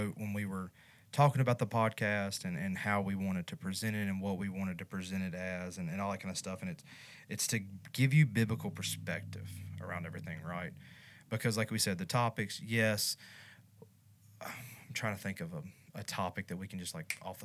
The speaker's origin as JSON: {"language": "English", "region": "North Louisiana", "country": "United States", "accent": "country accent", "lives_now": "Baton Rouge, United States", "said": "So I'm from North Louisiana, which might as well be East Texas."}